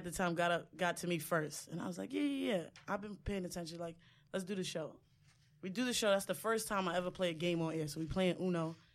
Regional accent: Far Rockaway, New York, United States; from Far Rock, so everywhere I'm is far from me.

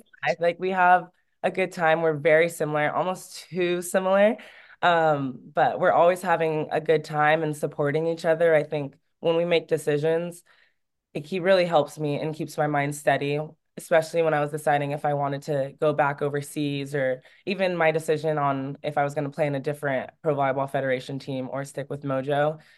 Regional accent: California, United States; moved away as an adult; also born or lived in Oregon / France; my home state

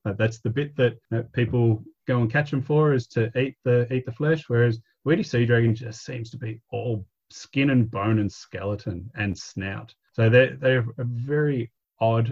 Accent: Victoria, Australia; moved away as an adult; also born or lived in Cronulla, New South Wales; I grew up in Victoria.

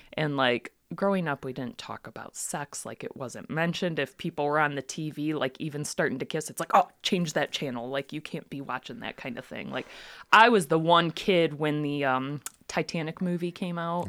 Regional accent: Ortonville, Michigan, United States; I grew up in Ortonville

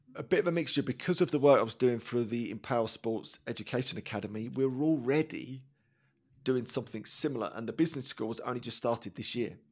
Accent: Dagenham, London, United Kingdom; I grew up in Dagenham

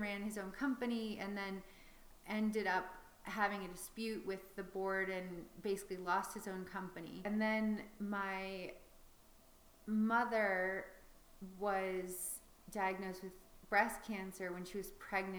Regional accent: Chicago, Illinois, United States; also born or lived in Paris, France; I was born in Paris to two expats who were just there living and working. So that was already kind of an interesting start to life. I don't have many memories of that, but I have a few. And at five, I moved back to Chicago

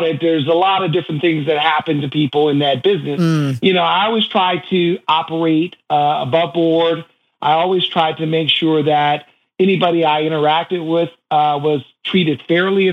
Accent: Shaker Heights, Ohio, United States; moved away; I was a kid from Shaker Heights, Ohio

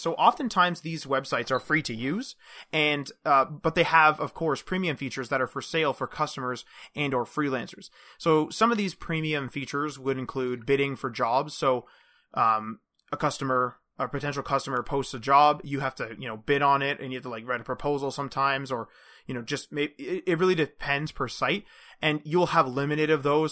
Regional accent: Canada; as we're Canadian

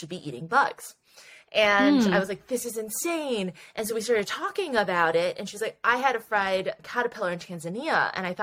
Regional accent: Nashville, Tennessee, United States; I grew up in Nashville

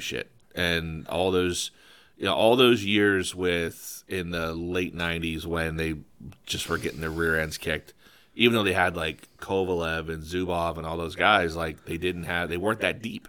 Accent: State College, Pennsylvania, United States; moved away; my hometown, so State College

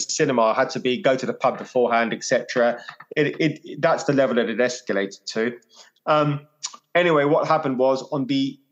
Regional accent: London, United Kingdom; now in Hove, United Kingdom; growing up in West London, Indian household

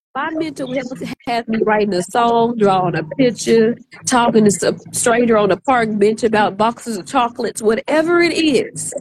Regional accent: Arkansas, United States; moved away; I'm from Arkansas originally

